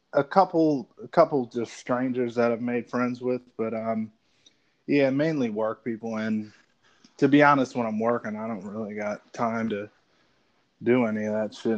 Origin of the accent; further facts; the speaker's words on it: Annapolis, Maryland, United States; moved away as an adult; now in Atlanta, United States; I was like a 24 year old kid, and I'm like leaving my hometown